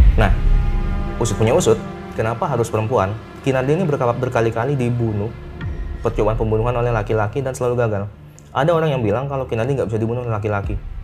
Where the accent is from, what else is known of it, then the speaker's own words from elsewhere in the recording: Situbondo, East Java, Indonesia; di daerah saya nih di Situbondo